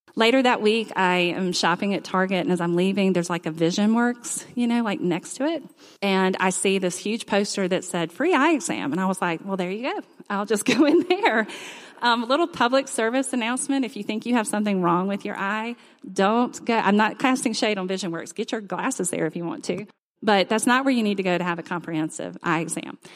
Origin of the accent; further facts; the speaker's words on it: Mobile, Alabama, United States; moved away as an adult; now in Auburn, United States; I grew up in Mobile